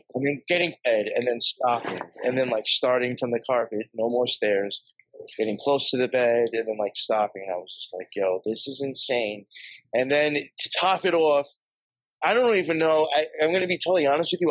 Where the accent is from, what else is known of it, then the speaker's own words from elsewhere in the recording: Long Island, New York, United States; where I grew up out in Long Island